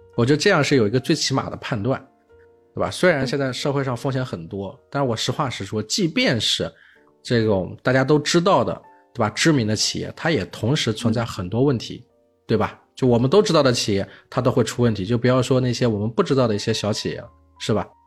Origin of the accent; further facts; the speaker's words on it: Hefei, Anhui, China; 我是在合肥这个城市长大的，就安徽的省会城市